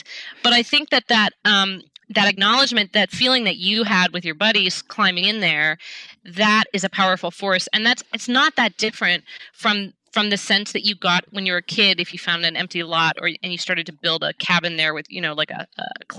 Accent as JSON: {"language": "English", "town": "Seattle", "region": "Washington", "country": "United States", "tie": "born or raised there", "said": "I grew up in Seattle"}